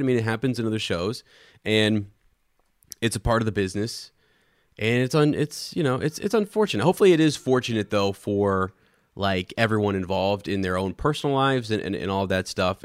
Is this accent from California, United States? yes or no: no; Ohio, United States; I'm from Ohio